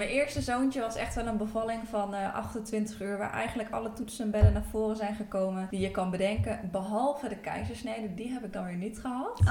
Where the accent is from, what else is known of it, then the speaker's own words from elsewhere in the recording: Apeldoorn, Gelderland, Netherlands; ik kom uit Apeldoorn